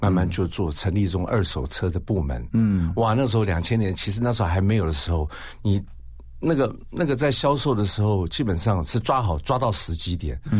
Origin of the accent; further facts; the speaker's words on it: Taiwan; 从小在眷村长大嘛